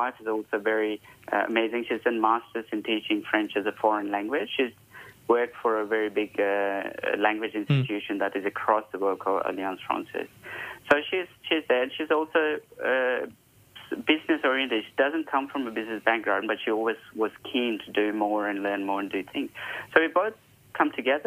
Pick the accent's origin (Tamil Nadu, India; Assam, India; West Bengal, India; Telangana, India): Telangana, India; Hyderabad; now in Perth, Australia; I was born and bred in India. Hyderabad was my city. Those are all my memories as I grew up